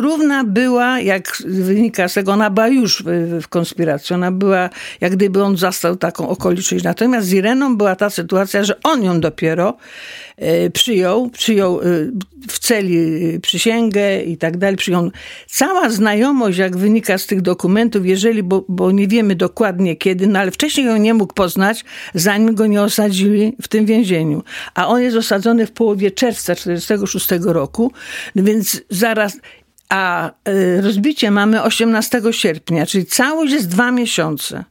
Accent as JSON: {"language": "Polish", "town": "Jaworzno", "region": "Silesian Voivodeship", "country": "Poland", "said": "praca u nas w Jaworznie była tylko w kopalniach"}